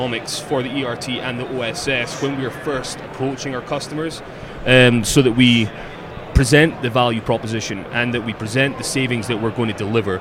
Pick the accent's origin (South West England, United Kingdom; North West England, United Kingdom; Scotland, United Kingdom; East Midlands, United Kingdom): Scotland, United Kingdom; moved away; I'm from Scotland.